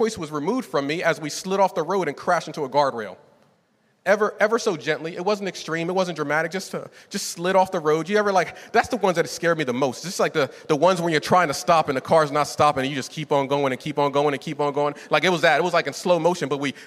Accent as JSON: {"language": "English", "region": "Northeast", "country": "United States", "tie": "born or raised there", "moved": "yes", "said": "I was raised in the Northeast"}